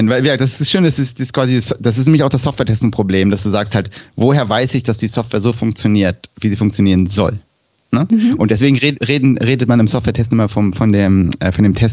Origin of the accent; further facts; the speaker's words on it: Switzerland; dann testest du es erstmal aus deinem Kontext. Also als Frau, als Schweizerin, mit einem Schweizer Alphabet